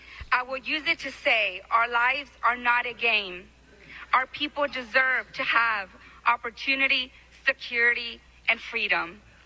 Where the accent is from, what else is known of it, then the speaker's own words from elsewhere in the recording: Burgos, Tamaulipas, Mexico; now in United States; I was born in Burgos, Tamaulipas, Mexico. Sí, señor. And raised with strong values to always put God and family.